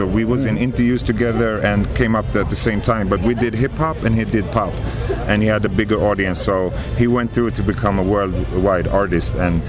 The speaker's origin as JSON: {"language": "English", "country": "Sweden", "said": "And we're from Sweden."}